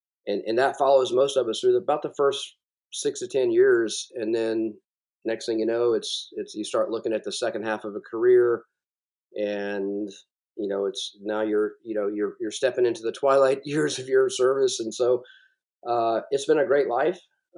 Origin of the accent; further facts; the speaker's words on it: South Carolina, United States; And so I'm from South Carolina, and I've always been drawn to the coast.